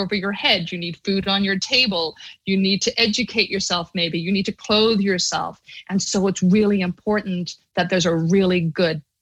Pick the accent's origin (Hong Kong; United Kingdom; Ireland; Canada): Ireland; moved away as an adult; now in United States; I grew up in Catholic Ireland, and I was there till I was 22